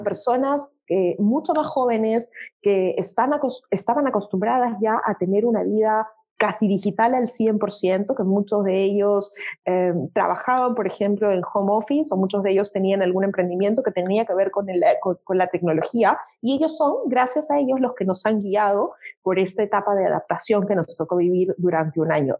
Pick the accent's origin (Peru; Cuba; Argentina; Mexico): Peru; en mi país, en el Perú